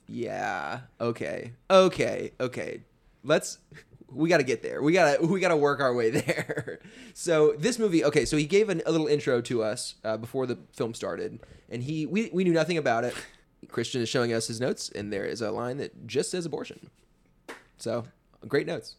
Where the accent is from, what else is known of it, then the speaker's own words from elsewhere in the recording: the South, United States; now in Atlanta, United States; we're from the South